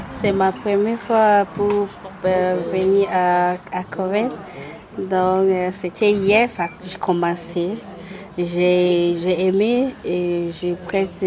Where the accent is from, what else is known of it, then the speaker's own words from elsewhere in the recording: Senegal; j'ai 20 ans, je viens du Sénégal.